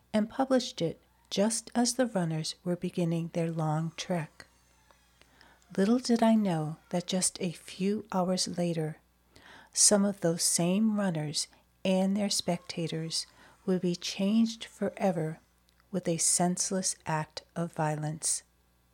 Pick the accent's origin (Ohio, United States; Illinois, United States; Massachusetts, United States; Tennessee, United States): Massachusetts, United States; Watertown; my hometown of Watertown